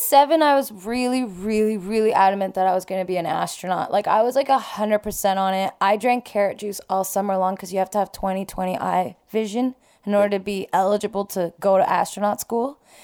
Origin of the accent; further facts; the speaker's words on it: Toronto, Ontario, Canada; also born or lived in Iran; I grew up, like, in North York